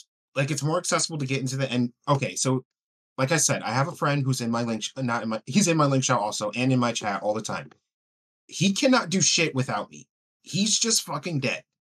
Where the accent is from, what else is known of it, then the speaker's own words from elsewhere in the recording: New York, United States; New York.